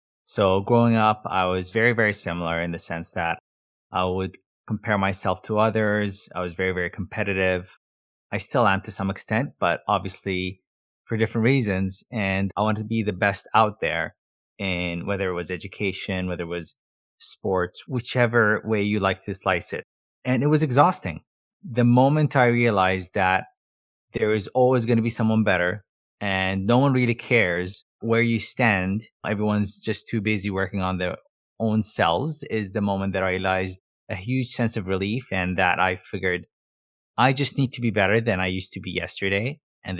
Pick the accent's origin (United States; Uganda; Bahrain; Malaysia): Bahrain; moved away as an adult; also born or lived in Montreal / Toronto; I'm from Bahrain and my parents have always been in Bahrain